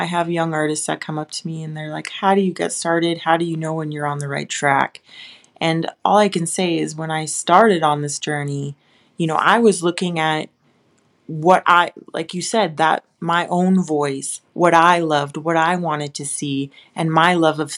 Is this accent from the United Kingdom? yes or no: no; Western Canada, Canada; being a Canadian, I'm safe here